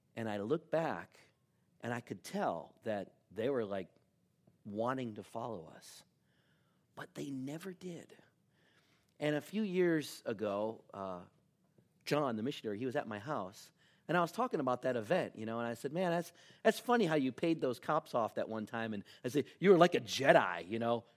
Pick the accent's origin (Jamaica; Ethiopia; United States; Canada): United States; we're from Washington